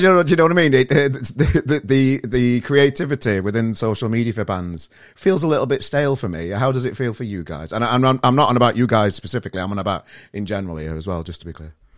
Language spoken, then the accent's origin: English; Australia; I'm an Aussie bastard